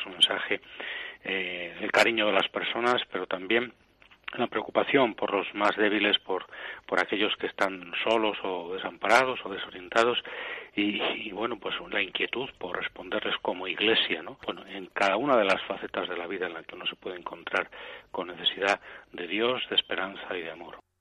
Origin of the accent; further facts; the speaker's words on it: Aranda de Duero, Castile and León, Spain; also born or lived in Segovia; nací en Segovia, pero eh, con nueve o diez años mis padres, cuando yo tenía nueve o diez años, mis padres fueron a vivir a Aranda de Duero